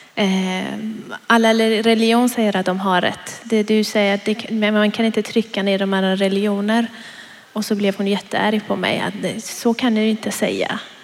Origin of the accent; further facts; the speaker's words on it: Iran; now in Sweden; jag kommer från Iran